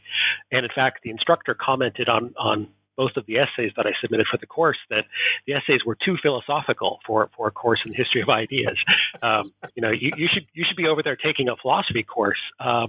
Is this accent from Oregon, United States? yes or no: yes; Portland, Oregon, United States; also born or lived in East Coast / Southern California; So as my accent betrays, I am not Scottish. I was born and raised in Portland, Oregon in the United States. But subsequent to my adolescence in Oregon, I lived in several regions of the U.S.